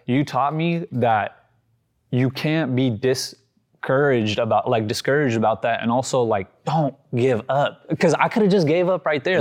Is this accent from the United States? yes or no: yes; Sacramento, California, United States; born or raised there; also born or lived in Yuba City, California